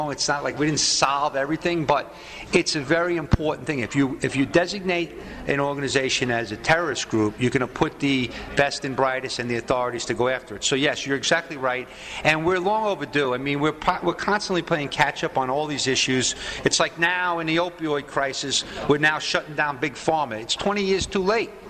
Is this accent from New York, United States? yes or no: yes; New York, United States; as a New Yorker